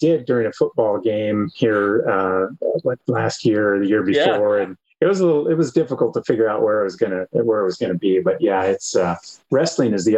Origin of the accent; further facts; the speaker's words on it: Western South Dakota, United States; moved away as an adult; also born or lived in Iowa / Wyoming; I grew up in Western South Dakota on a farm and ranch.